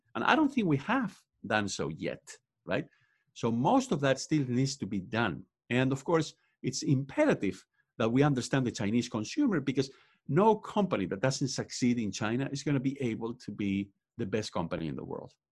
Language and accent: English; Spain; English is a second language; moved away as an adult; now in United States; I was born and raised in Spain. I also went to college over there, and that's why I have an accent